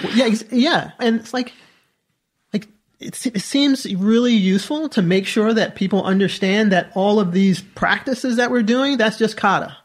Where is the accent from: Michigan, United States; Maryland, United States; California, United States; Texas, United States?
Maryland, United States; Southern; I grew up in Southern Maryland